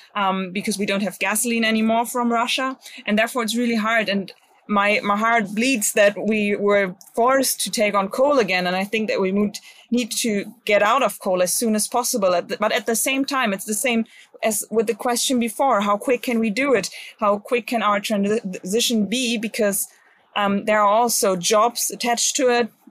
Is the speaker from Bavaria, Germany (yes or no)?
no; Bremen, Germany; my home state, especially to Bremen, um, because I like to live here.